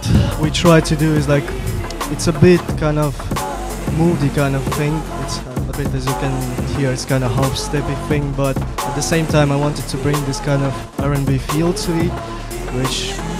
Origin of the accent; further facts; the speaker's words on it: Tartu, Tartu County, Estonia; moved away as an adult; now in London, United Kingdom; I'm originally from Tartu, Estonia, but I've been living in London since October. So literally I came from London yesterday.